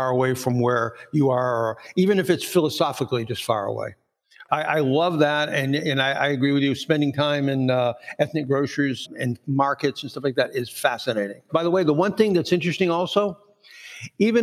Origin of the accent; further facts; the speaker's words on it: near Portland, Maine, United States; near my hometown is Portland, Maine.